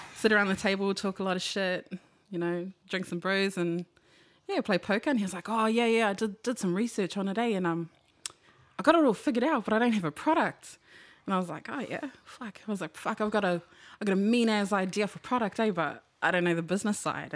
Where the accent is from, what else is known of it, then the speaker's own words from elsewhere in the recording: New Zealand; I'm from Rewa, two six seven